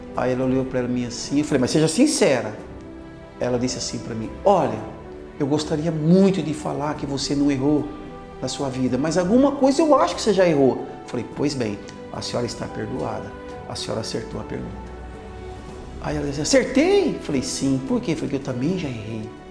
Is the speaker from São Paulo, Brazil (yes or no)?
yes; Osvaldo Cruz, São Paulo, Brazil; also born or lived in Dracena, São Paulo; Indracena, quando eu vim de lá para cá, eu tinha quatro anos. Eu vim de Indracena aqui para Oswaldo Cruz.